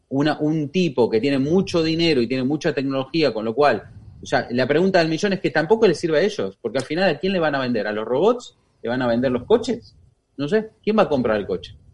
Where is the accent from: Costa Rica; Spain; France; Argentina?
Argentina; porque ya vengo muy quemada de Argentina y no quiero saber nada de los políticos